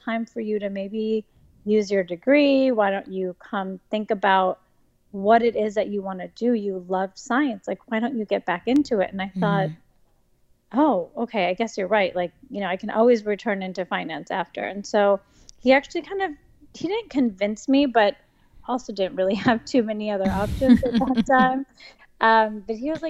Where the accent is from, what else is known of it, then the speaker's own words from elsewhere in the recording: Midwest, United States; moved away as an adult; I grew up in the Midwest, and I studied at University of Wisconsin